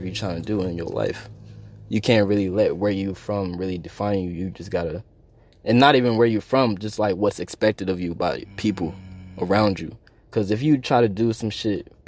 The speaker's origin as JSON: {"language": "English", "town": "Charlotte", "region": "North Carolina", "country": "United States", "said": "I'm from Charlotte"}